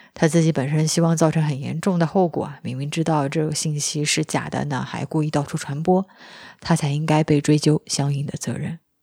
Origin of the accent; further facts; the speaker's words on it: China; 我们中国人